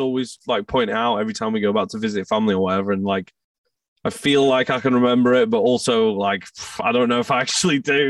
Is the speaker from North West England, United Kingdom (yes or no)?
yes; outskirts of Manchester, North West England, United Kingdom; also born or lived in Scotland; I moved uh, to the outskirts of Manchester uh, when I was like three years old. My parents moved, so I kind of grew up in England.